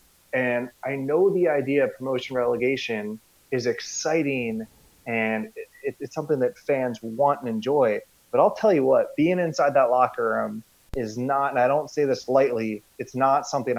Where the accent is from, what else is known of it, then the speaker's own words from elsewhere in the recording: United States; also born or lived in Scandinavia; I grew up in the United States, of course.